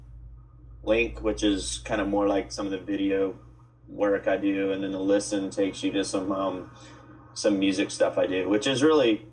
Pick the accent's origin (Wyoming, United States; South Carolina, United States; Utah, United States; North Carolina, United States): South Carolina, United States; Charleston; accent: Southern; moved away as an adult; now in San Francisco, United States; my hometown, Charleston, South Carolina